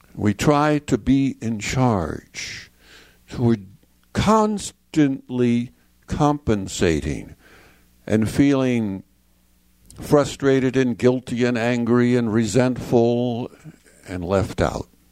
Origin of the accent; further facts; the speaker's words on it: Chicago, Illinois, United States; now in San Antonio, United States; I'm uh, now in San Antonio, Texas. I grew up in Chicago, Illinois.